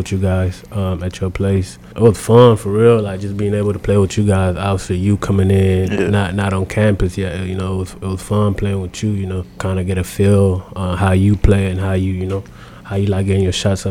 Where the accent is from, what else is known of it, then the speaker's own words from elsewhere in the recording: Adelaide, South Australia, Australia; also born or lived in South Sudan / Canberra; I was born in South Sudan, and then my family went to Australia when I was about 9